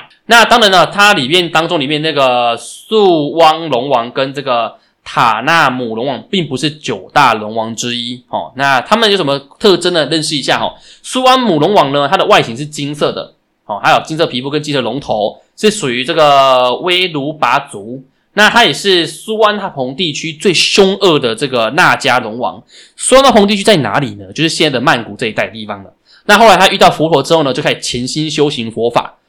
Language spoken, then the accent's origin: Chinese; Taiwan; 也是值得我们台湾人学习的部分。